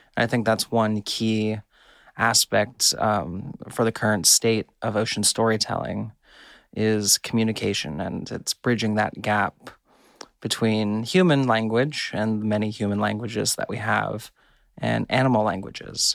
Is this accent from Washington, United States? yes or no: no; California, United States; I grew up diving in California kelp forests